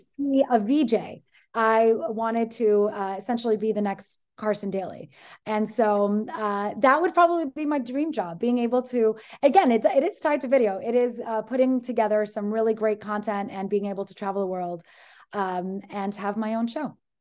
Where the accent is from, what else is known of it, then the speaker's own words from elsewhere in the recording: Greece; I am from Greece.